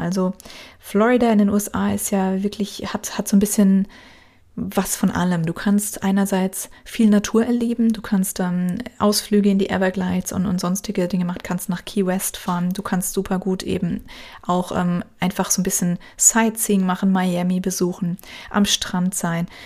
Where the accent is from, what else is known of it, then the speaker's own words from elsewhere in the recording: Germany; uns als Deutsche